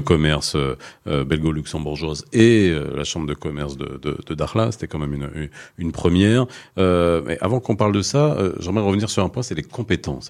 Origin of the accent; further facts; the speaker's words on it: Morocco; je suis marocain